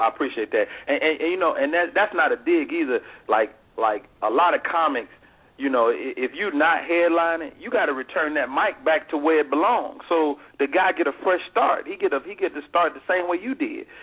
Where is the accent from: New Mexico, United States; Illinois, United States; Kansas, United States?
Illinois, United States; Chicago; also born or lived in Monroe, Louisiana; I'm from Chicago, Illinois, by way of Monroe, Louisiana